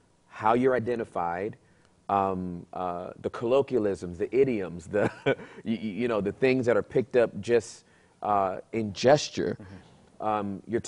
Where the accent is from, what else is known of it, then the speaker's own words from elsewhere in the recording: Southern California, United States; moved away; I'm from Southern California, so I'm used to being around everybody.